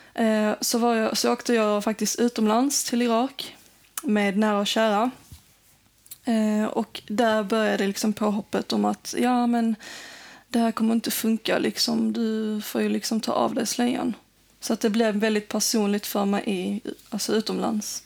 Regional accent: Sweden; Jag växte upp här och det är ingen skillnad mellan mig och en svensk.

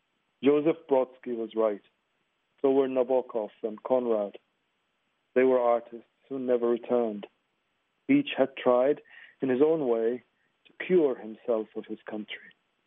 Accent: Libya; also born or lived in New York / Egypt; now in London, United Kingdom; I'm a Libyan writer, but a Libyan writer with a complicated history. I was born in New York. And I've lived part of my life in Libya and in Egypt and most of it in London.

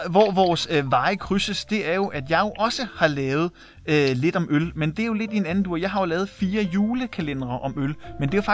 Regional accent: Værløse, Capital Region of Denmark, Denmark; Og jeg er opvokset i Værløse.

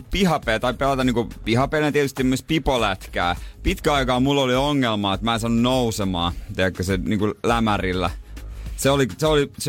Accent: Seinäjoki, South Ostrobothnia, Finland; No meillä, kun mä oon Seinäjoelta, niin siellä nyt ei ole niin iso joukko

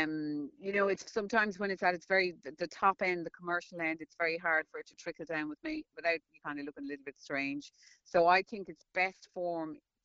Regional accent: Ireland; I'm Irish and we familiarise ourselves with everybody

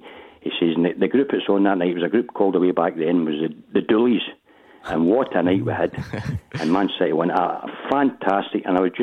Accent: Wishaw, Scotland, United Kingdom; I'm from Craignewke and Wisher

